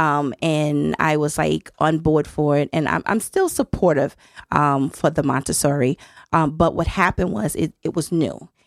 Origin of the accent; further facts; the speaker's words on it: Miami, Florida, United States; moved away as an adult; now in Connecticut, United States; I'm from Miami, hmm, Florida